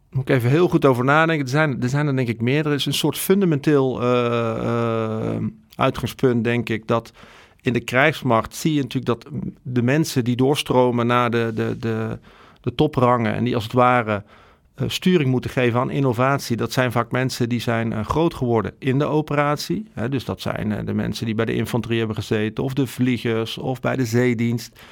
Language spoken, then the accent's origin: Dutch; Netherlands; wij als Nederlanders